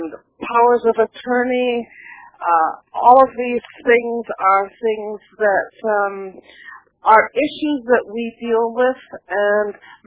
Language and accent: English; West Coast of Canada, Canada; I'm a Canadian from the West Coast